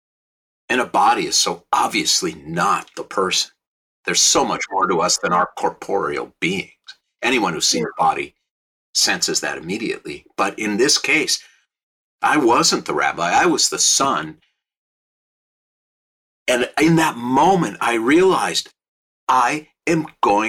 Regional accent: Minneapolis, Minnesota, United States; now in Los Angeles, United States; I live in Los Angeles. I grew up in Minneapolis.

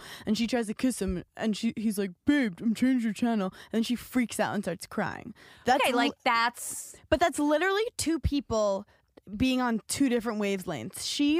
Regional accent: Brooklyn, New York, United States; I grew up in New York City. I grew up in Brooklyn, so I have a whole different...

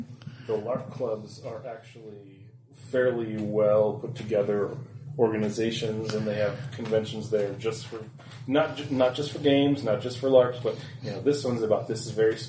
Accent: Rochester, Minnesota, United States; moved away as an adult; now in Denmark; I'm a Minnesota boy.

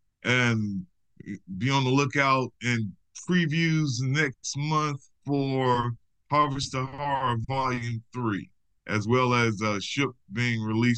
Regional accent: Georgia, United States; born or raised there

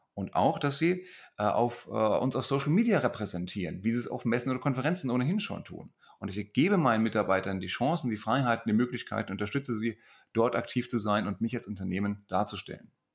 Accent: Hesse, Germany; accent: Hessian

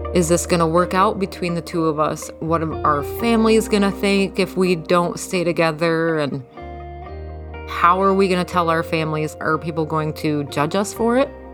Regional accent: Jackson, Michigan, United States; I am from Jackson, Michigan.

